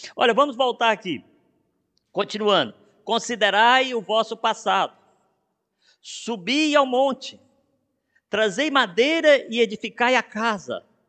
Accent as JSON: {"language": "Portuguese", "country": "Brazil", "moved": "yes", "said": "Sou brasileiro"}